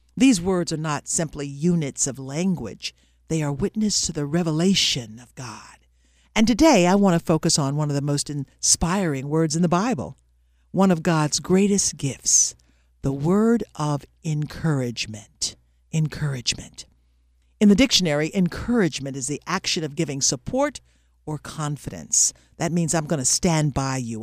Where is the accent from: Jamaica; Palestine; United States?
United States; Little Rock, Arkansas; moved away as an adult; also born or lived in Michigan; I missed my hometown of Little Rock